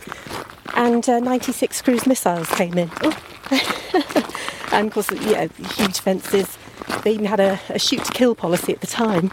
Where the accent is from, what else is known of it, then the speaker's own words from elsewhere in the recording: North Wessex Downs, South East England, United Kingdom; also born or lived in Pangbourne / Greenham; I've grown up in the area